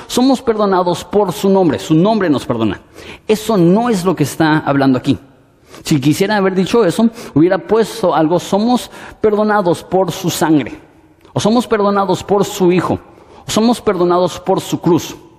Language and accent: Spanish; Mexico; así somos los mexicanos.